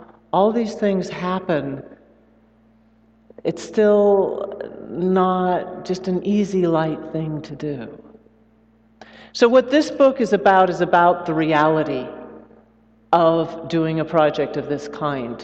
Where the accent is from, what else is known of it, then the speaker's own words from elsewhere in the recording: the Northwest, Pacific Northwest, United States; also born or lived in Brazil; I'm from the Northwest